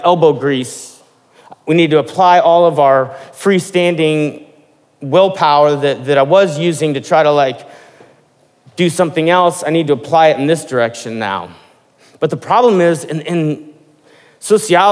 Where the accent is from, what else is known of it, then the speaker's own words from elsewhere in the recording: Midwest, United States; I'm from the Midwest, and at least in the part of the Midwest that I was from